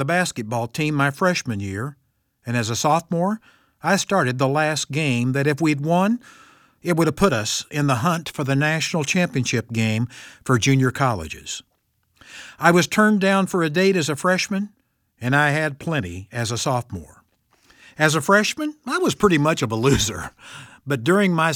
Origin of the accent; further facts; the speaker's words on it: Missouri, United States; I come from Missouri, the show-me state.